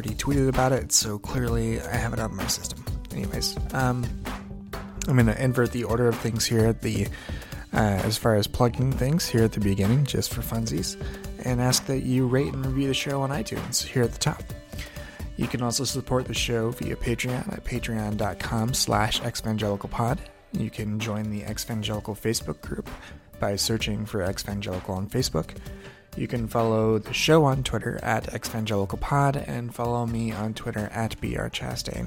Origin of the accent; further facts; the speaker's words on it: Indiana, United States; I grew up in a small town in Indiana